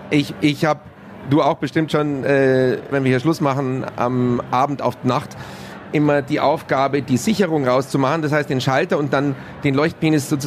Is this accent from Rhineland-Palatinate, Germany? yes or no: no; Bavaria, Germany